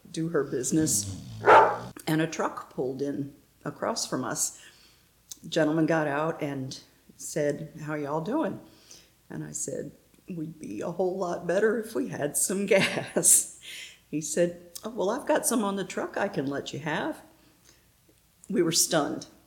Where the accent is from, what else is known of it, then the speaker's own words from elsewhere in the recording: Pennsylvania, United States; also born or lived in Northeast United States; now in Pensacola, United States; Well, I'm originally from Pennsylvania. My dad was Navy, so we lived mostly in the Northeast. And uh, we moved to Pensacola in 2004 to take care of my husband's parents who lived down here.